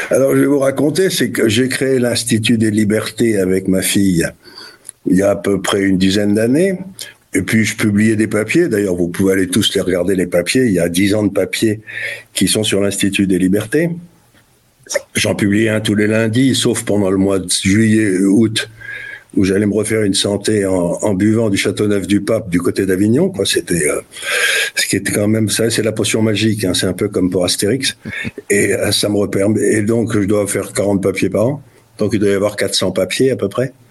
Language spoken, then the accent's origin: French; Syria; born there; c'est pour ça que je suis né en Syrie, mais j'ai je me suis toujours intéressé à ce qui se passait au Moyen-Orient